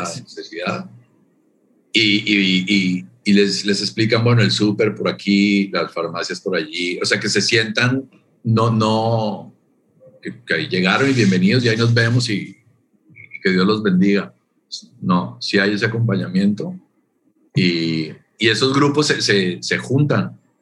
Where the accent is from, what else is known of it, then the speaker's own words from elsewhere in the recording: Colombia; moved away as an adult; also born or lived in Canada / Toronto, Canada; now in Mérida, Mexico; mi origen, soy de Colombia, nací en Colombia y de ahí me fui a vivir a Canadá 10 años